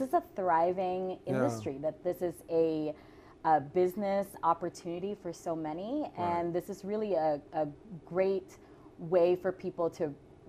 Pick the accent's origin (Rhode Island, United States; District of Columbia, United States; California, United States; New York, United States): District of Columbia, United States; Washington; I grew up in the Washington, D.C. area, okay? And so I've lived there for 30 years.